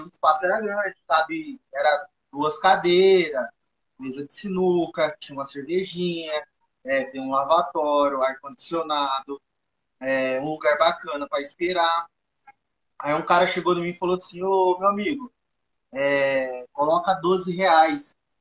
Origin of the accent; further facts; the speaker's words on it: Brazil; eu nasci cresci aqui no bairro, no Eldorado